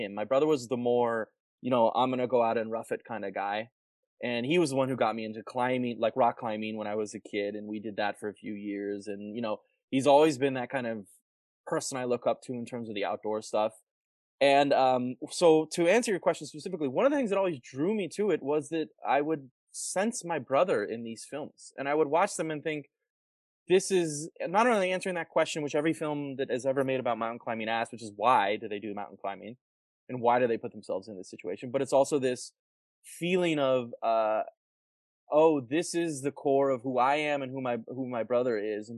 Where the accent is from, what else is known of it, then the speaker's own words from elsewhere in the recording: Colorado Springs, Colorado, United States; I grew up in Colorado, in Colorado Springs.